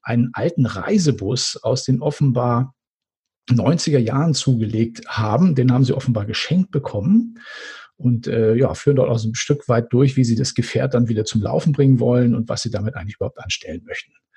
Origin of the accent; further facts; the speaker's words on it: Northern Germany, Germany; ich als Norddeutscher